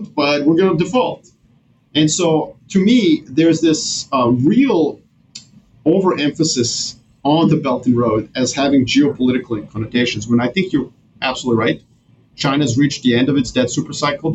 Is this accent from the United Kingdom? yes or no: no; Serbia; moved away; I'm originally from Serbia, so that's my home country.